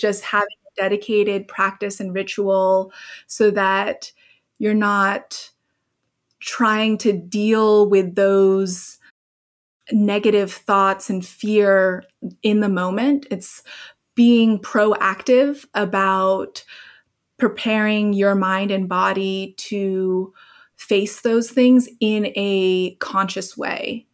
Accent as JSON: {"language": "English", "country": "Hong Kong", "tie": "born or raised there", "also_born_or_lived": "Oregon", "moved": "yes", "said": "I grew up in Hong Kong, so I had been through the SARS epidemic there"}